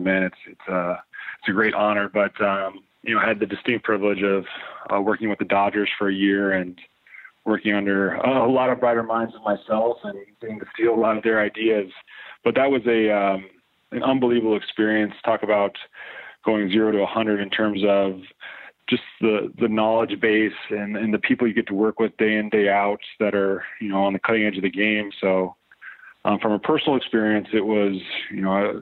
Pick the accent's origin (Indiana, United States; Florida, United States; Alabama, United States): Indiana, United States; now in Michigan, United States; near where I was born in Indiana